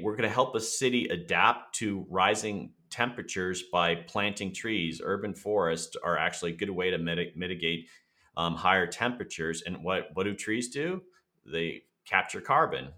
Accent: Florida, United States; I'm from Florida. I'm a native Floridian

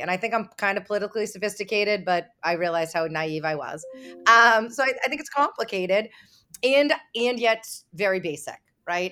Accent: Boston, Massachusetts, United States; I'm from Boston

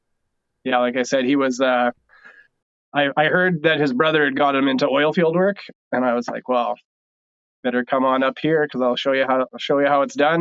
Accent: North Battleford, Saskatchewan, Canada; moved away as an adult; now in Lloydminster, Canada; we're both from North Battleford originally in Saskatchewan

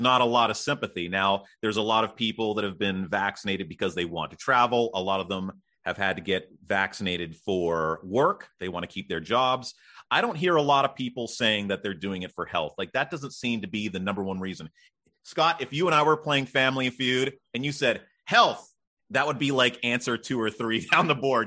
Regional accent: Canada; I'm Canadian

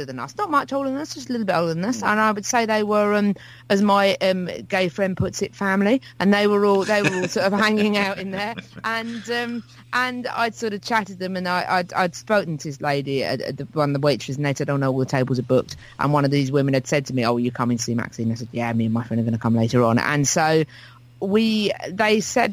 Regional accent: England, United Kingdom; I am English.

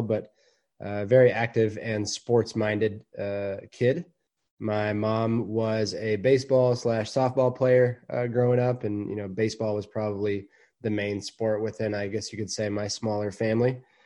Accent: Dallas, Texas, United States; now in Atlanta, United States; as a kid growing up in Dallas, Texas

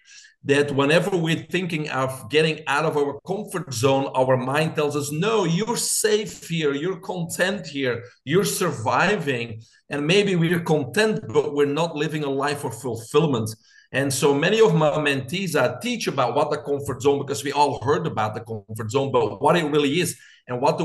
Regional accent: Belgium; moved away as an adult; now in United States; I'm originally from Belgium.

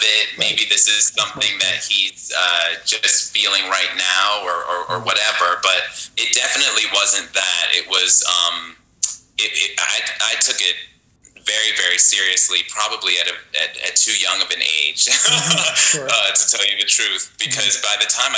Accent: Buffalo, New York, United States; now in Las Vegas, United States; I grew up in Buffalo, New York. I was born in Buffalo. My family moved away for a little while, and then we returned in my middle school years

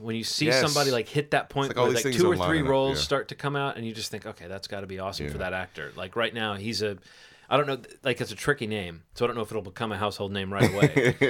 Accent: Alabama, United States; moved away; I grew up in Alabama

